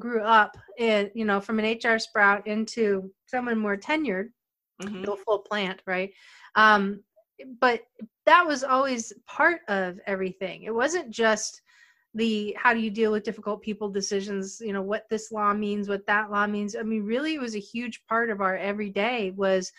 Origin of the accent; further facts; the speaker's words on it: Pennsylvania, United States; moved away; I grew up in Pennsylvania, and I live now below the Mason-Dixon